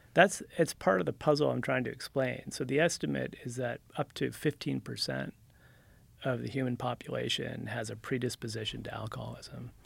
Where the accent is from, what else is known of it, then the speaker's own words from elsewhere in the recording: New Jersey, United States; moved away as an adult; also born or lived in California; I'm from Jersey originally, and then when I was about 20, I dropped out of college on the East Coast and rode my motorcycle to California